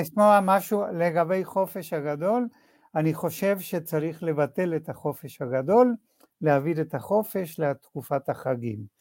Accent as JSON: {"language": "Hebrew", "country": "Argentina", "moved": "as an adult", "lives_now": "Israel", "said": "זהות שלי היו כיהודי בארגנטינה"}